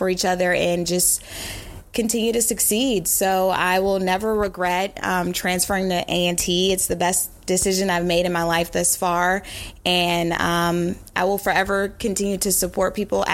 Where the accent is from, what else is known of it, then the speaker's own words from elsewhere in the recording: the Maryland area, United States; moved away; also born or lived in North Carolina; I'm originally from the Maryland area, so I heard about the Aggies in North Carolina A&T when I was growing up in my hometown